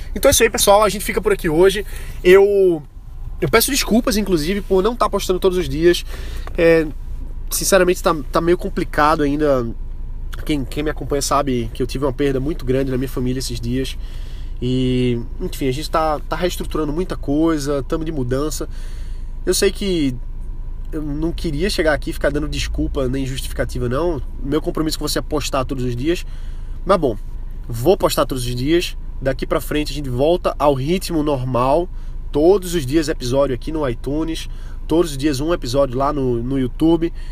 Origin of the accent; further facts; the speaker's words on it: Brazil; nós, como brasileiros